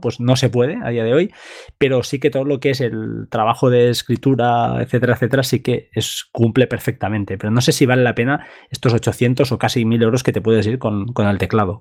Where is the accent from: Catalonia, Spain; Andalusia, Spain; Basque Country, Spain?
Catalonia, Spain; Montgat; Yo soy de Mongat